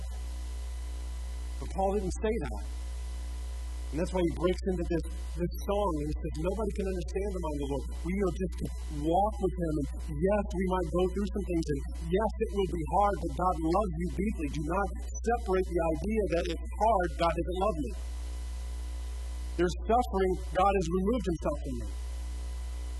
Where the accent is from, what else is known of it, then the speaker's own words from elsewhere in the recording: United States; We're still American